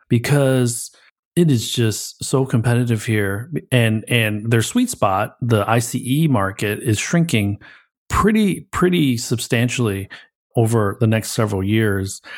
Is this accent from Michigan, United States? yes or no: yes; Pontiac, Michigan, United States; I grew up in Michigan, a Pontiac boy, so just outside of Detroit.